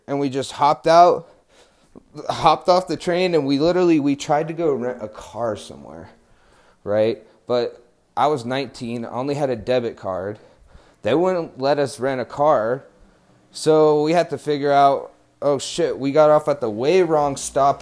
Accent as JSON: {"language": "English", "region": "New Mexico", "country": "United States", "said": "I'm from New Mexico"}